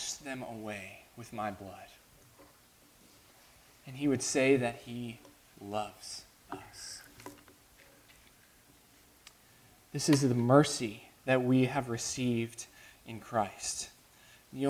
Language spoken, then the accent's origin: English; United States